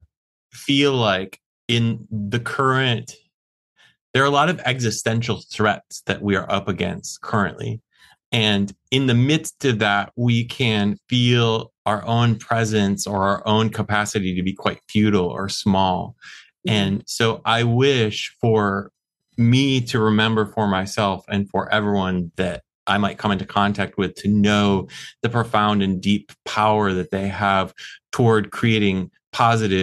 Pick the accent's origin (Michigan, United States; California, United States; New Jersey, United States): Michigan, United States; I grew up in Michigan, the state of Michigan in the US